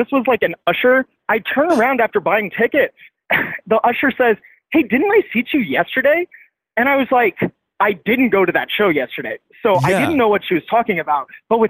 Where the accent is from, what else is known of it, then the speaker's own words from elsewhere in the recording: Canada; And so he's got the whole box office in on the fact that I'm from Canada.